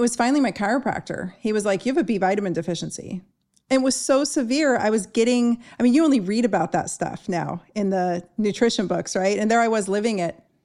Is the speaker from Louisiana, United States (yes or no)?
no; Southern California, United States; I grew up in Southern California